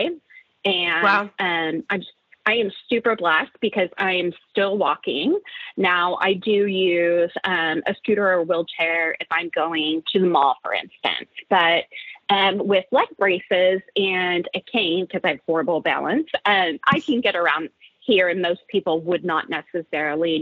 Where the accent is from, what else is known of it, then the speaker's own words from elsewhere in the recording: Oklahoma, United States; moved away as an adult; also born or lived in San Francisco Bay Area, California; I'm originally from the Oklahoma area